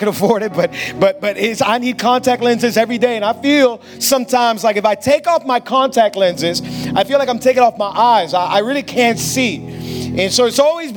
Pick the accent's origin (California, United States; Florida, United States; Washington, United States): Florida, United States; Hialeah; I was born and raised in Hialeah.